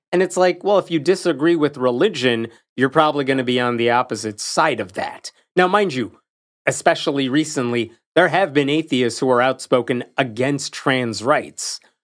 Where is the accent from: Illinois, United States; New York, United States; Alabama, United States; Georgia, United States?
Illinois, United States; Chicago; I grew up in and around Chicago, different parts of the suburbs